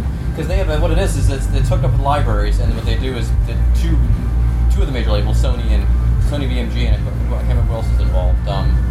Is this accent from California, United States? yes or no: no; Cleveland, Ohio, United States; I'm from Cleveland.